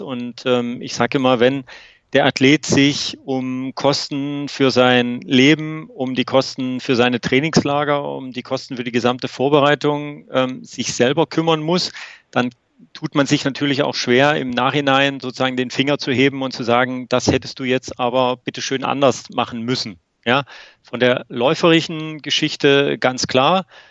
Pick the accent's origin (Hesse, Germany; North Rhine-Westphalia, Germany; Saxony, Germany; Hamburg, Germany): Saxony, Germany; Leipzig; ich komme aus Leipzig ähm, und habe dort auch mit zehn Jahren mit der Leichtathletik angefangen